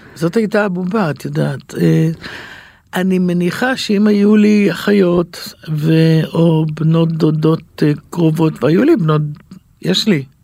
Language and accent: Hebrew; Yehud, Central District, Israel; גדלתי ביהוד, בשכונה, בבית ערבי